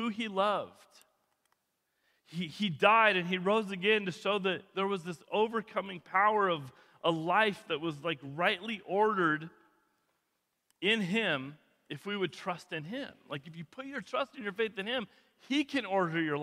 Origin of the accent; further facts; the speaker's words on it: Kootenai County, Idaho, United States; growing up in Kootenai County, this was always like a lower class community.